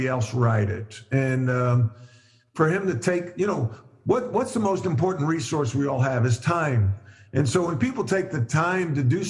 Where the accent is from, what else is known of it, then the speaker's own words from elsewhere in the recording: Long Island, New York, United States; moved away; also born or lived in North Carolina; Growing up on Long Island, I was around lacrosse a great deal